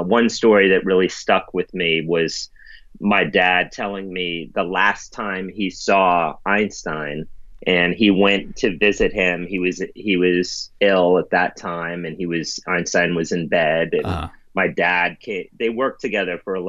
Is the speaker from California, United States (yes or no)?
no; New York City, New York, United States; I grew up in the East Village